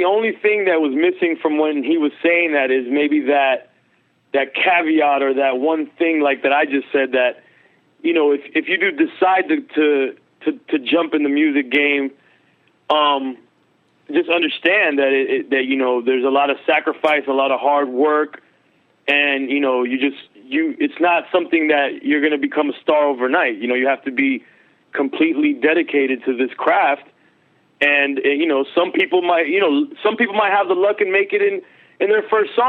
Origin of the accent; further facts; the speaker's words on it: Miami, Florida, United States; also born or lived in Los Angeles; I'm raised in Miami